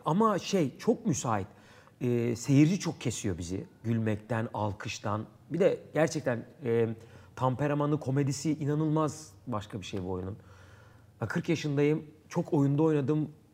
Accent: Istanbul, Turkey; Erenköy. Bağdat Caddesi çocuğuyum.

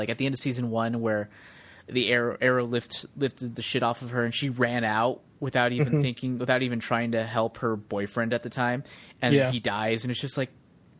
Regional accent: United Kingdom; I'm here, I'm British, I'm...

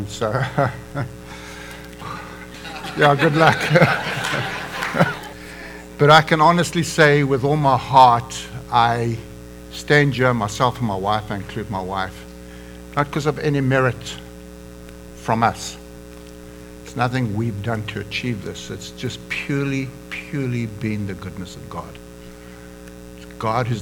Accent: South Africa; moved away as an adult; also born or lived in Johannesburg, South Africa / Durban, South Africa; now in United States; I am an American now, but come from Africa.

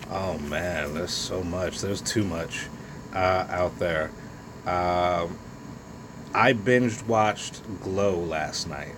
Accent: United States; I'm an American. I'm you know red, white, and blue until

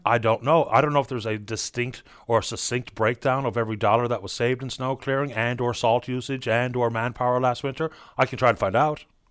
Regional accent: St. John's, Newfoundland and Labrador, Canada; I grew up on Smithville Crescent

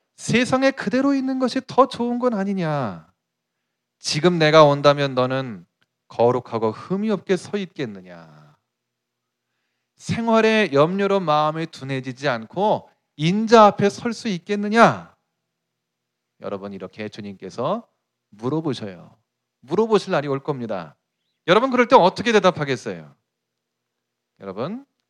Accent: South Korea; 내 조국 이 한국에서 내가 한국인으로서

